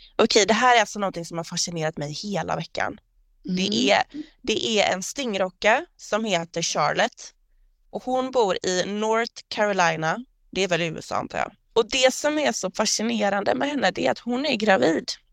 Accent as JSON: {"language": "Swedish", "town": "Gothenburg", "region": "Västra Götaland", "country": "Sweden", "accent": "göteborgska", "said": "jag pratar göteborgska"}